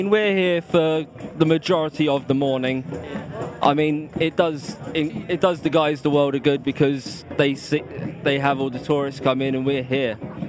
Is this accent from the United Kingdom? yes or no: yes; London, United Kingdom; moved away as an adult; now in near Stonehenge, United Kingdom; I grew up in London, so I moved down. I moved down this way in like 2006.